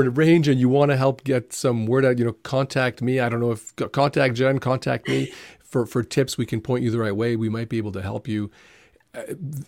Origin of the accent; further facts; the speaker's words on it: Toronto, Ontario, Canada; I also grew up in Toronto, downtown Toronto